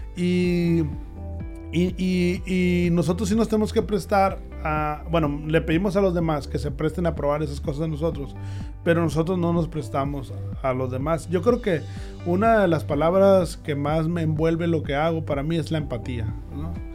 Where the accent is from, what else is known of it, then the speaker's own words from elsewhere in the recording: Hermosillo, Sonora, Mexico; moved away as an adult; Yo soy de Hermosillo, sí, sí, sí, claro. Este, me fui por lo mismo de que no había buenas ofertas de escuelas.